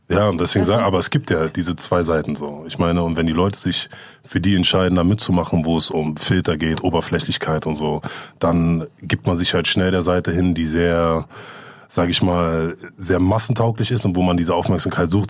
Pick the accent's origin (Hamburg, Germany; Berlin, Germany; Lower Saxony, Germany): Berlin, Germany; wir sind beide in Steglitz, in Lichterfelde quasi aufgewachsen